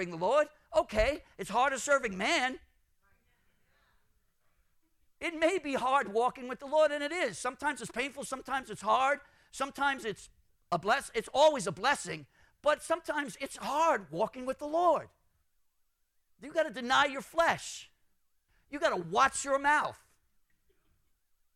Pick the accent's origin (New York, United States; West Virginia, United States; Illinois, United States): New York, United States; New York City; I'm from Brooklyn.